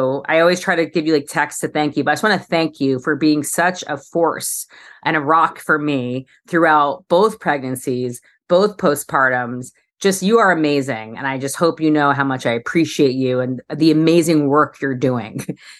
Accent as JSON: {"language": "English", "town": "New York City", "region": "New York", "country": "United States", "lives_now": "Los Angeles, United States", "said": "And then as a New Yorker moving to LA, it was sort of my way to meet people was to try different fitness things."}